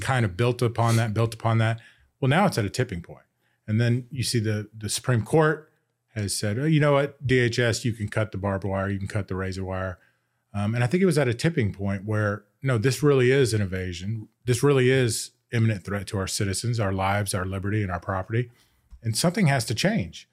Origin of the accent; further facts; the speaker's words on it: United States; I grew up in Montgomery County and I went to a pretty good school system